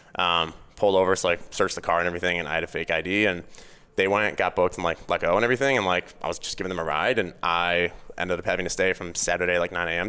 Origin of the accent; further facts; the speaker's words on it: Chicago suburbs, Illinois, United States; I grew up in the Chicago suburbs.